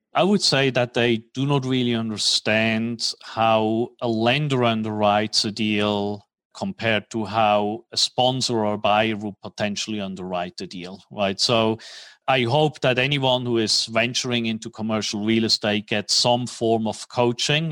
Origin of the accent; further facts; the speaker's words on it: Switzerland; moved away as an adult; also born or lived in New York / Tokyo / Hong Kong; now in Dallas, United States; I'm originally from Switzerland. Grew up in Switzerland